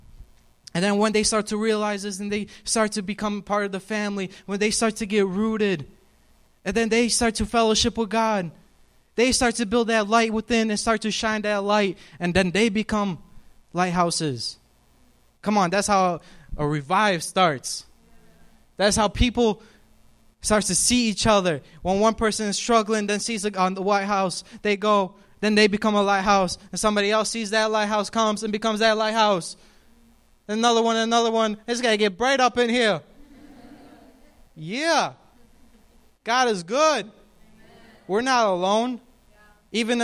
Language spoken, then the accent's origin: English; New York, United States; moved away; I'm from New York